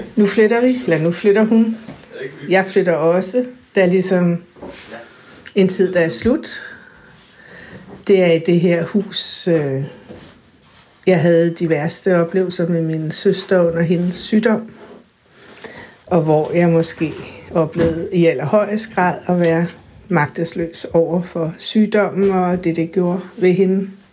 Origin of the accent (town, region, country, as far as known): Værløse, Capital Region of Denmark, Denmark; born or raised there; moved away as an adult; also born or lived in Copenhagen